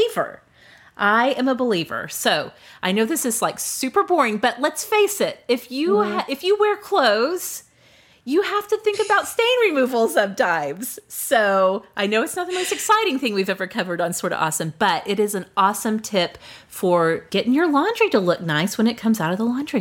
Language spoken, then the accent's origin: English; Oklahoma, United States; growing up in Oklahoma, we always started in August